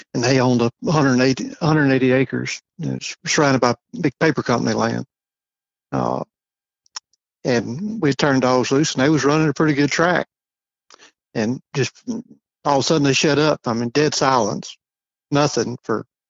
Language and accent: English; just north of Baton Rouge, Louisiana, United States; moved away as an adult; also born or lived in Charleston, South Carolina; now in Missouri, United States; I grew up just north of Baton Rouge